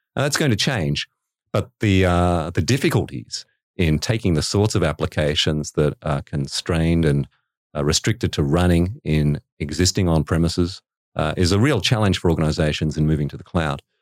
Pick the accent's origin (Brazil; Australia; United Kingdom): Australia; Western Australia; moved away; growing up in Western Australia, uh, meant that, uh, I lived in an environment reasonably remote